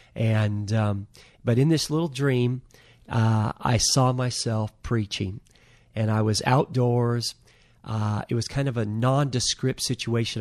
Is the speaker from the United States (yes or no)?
yes; Anacortes, Washington, United States; I was raised in Anacortes